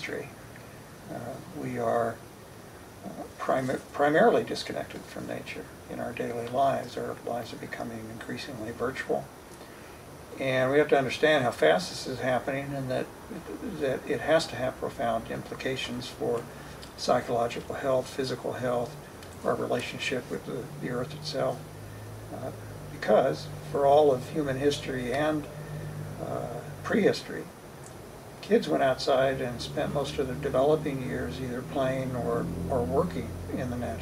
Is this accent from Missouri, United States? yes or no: yes; Kansas City, Missouri, United States; I grew up outside of Kansas City, Missouri